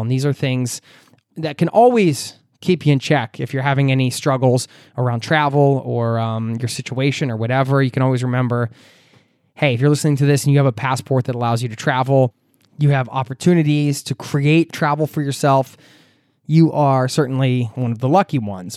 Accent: United States; moved away as an adult; now in Oslo, Norway; living outside of my home country

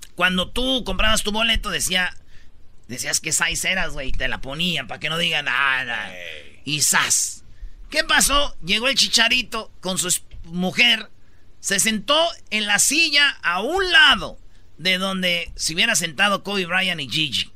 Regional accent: Michoacán, Mexico; como somos de Michoacán, somos muchos

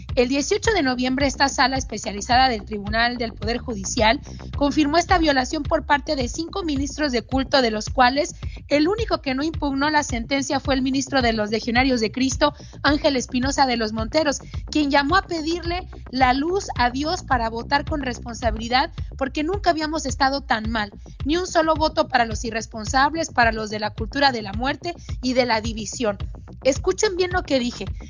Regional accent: Mexico; en mi país, en México

